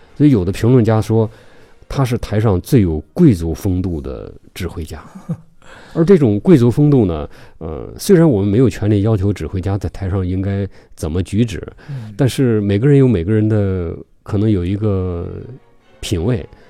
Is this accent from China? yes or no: yes; China; 我们中国人说同行是冤家